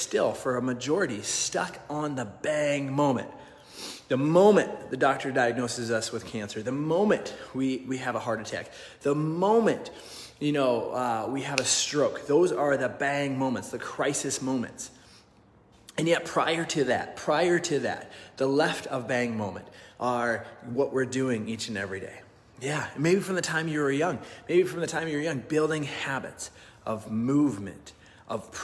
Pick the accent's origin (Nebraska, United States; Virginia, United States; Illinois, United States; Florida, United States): Nebraska, United States; I grew up in Nebraska